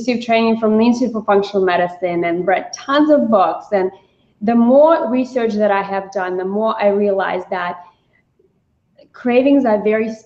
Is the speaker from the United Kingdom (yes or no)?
no; Russia; also born or lived in New York City; now in United States; I grew up in Russia